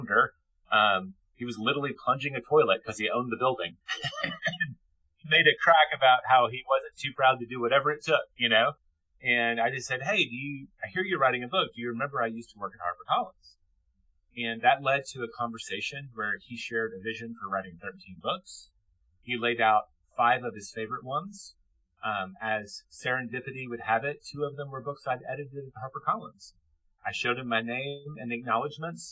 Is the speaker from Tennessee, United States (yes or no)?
yes; Memphis, Tennessee, United States; also born or lived in Paris, France; I got an English degree in my hometown college of Memphis University